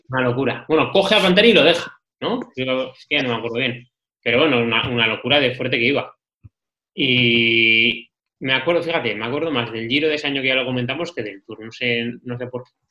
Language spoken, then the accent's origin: Spanish; La Rioja, Spain; yo soy riojano